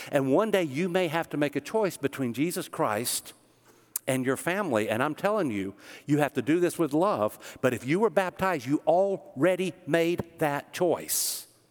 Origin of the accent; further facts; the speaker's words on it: Smyrna, Tennessee, United States; I grew up in Smyrna, Tennessee.